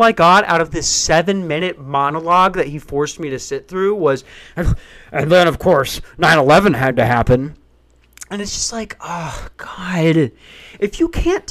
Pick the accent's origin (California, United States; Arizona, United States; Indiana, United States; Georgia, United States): Arizona, United States; Tucson; I was born in Tucson